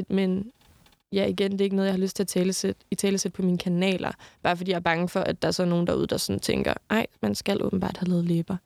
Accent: Southern Jutland, Southern Denmark, Denmark; moved away; hver gang jeg er hjemme, kører jeg op forbi hans hus, fordi det var mit barndomshjem

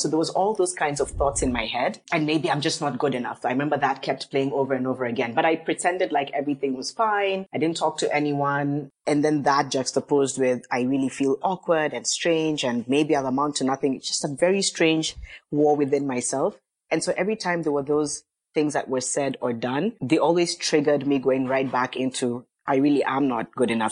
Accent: Mombasa, Mombasa County, Kenya; now in Nairobi, Kenya; I come from Kenya. I grew up in Mombasa, live in Nairobi, but yes, I am Kenyan

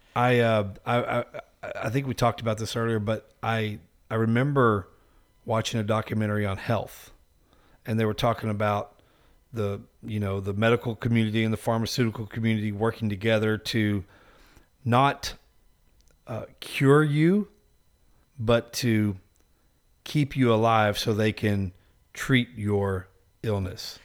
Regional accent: Texas, United States; I'm from Texas

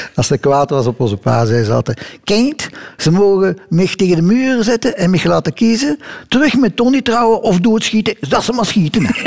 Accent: Belgium; Het is Belgisch

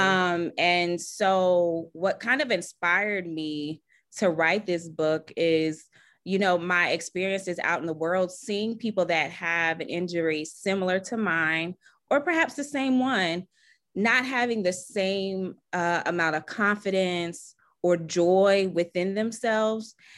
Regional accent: Charlotte, North Carolina, United States; I'm from Charlotte, North Carolina

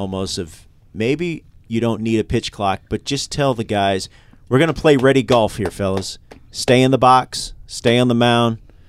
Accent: the South, United States; growing up in the South, that was the thing.

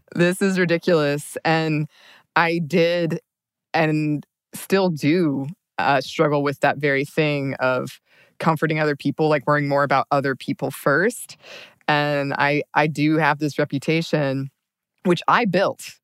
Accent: the South, United States; moved away; a woman raised in kind of this like southern small town

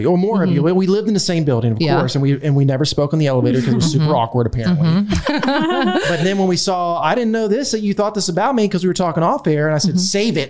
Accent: Delaware, United States; moved away; also born or lived in Lakeland, Florida; I grew up in Delaware. I went to school in Florida Southern College.

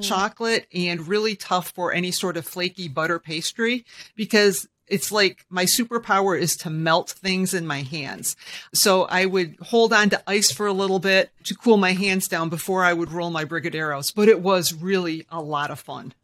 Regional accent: Michigan, United States; I'm a born and bred Michigander

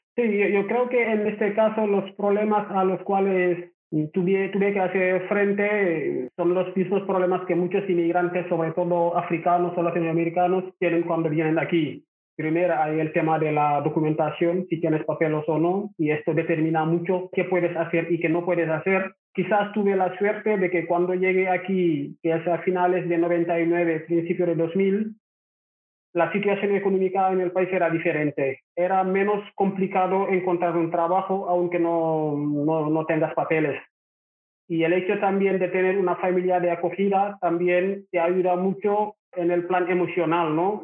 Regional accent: Rufisque, Dakar, Senegal; Spanish is a second language; moved away as an adult; also born or lived in Barcelona; now in Barcelona area, Spain; Yo soy de Senegal, nací en una ciudad que se llama Rufis, que está en la capital Dakar, y ahí estuve viviendo

